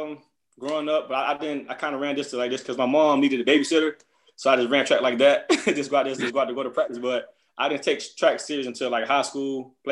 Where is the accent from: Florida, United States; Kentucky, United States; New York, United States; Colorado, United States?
Florida, United States; Miami; man, from Miami, Florida, born and raised here.